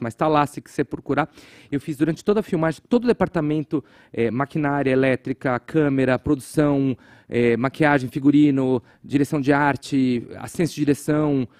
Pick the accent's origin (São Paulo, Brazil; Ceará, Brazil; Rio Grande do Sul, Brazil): São Paulo, Brazil; Guarulhos; eu cresci em Guarulhos, é, que eu sempre chamei de Gotham City sem o Batman